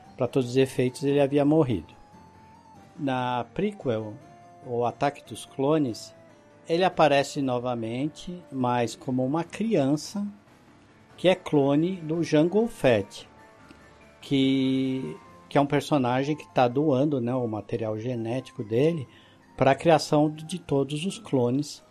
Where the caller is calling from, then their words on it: Mogi das Cruzes, São Paulo, Brazil; falo de Mogi das Cruzes, São Paulo